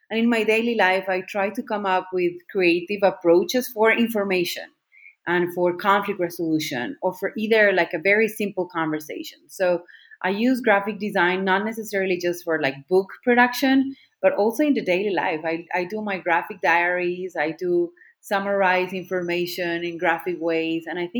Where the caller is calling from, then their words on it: Medellin, Antioquia, Colombia; today I'm connected from Medellin, Colombia.